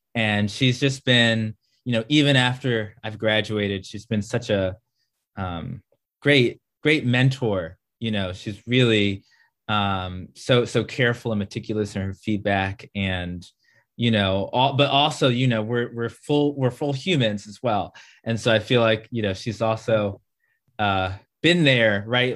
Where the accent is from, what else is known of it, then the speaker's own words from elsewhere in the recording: Maryland, United States; I am from Maryland